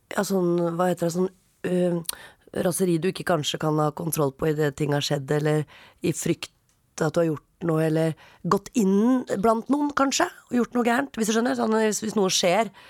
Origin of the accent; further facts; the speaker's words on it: Oslo, Norway; jeg er fra Oppsal.